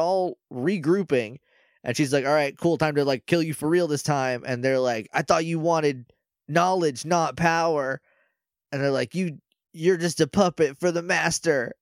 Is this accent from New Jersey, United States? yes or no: no; New Hampshire, United States; I'm from New Hampshire